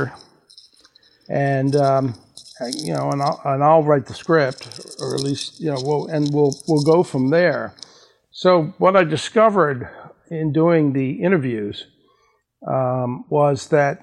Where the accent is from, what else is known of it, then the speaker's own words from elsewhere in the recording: Baltimore, Maryland, United States; moved away; I'm originally from Baltimore